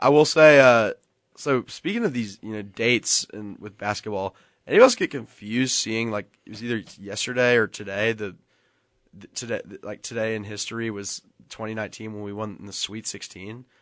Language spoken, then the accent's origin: English; Nashville, Tennessee, United States; I'm from Nashville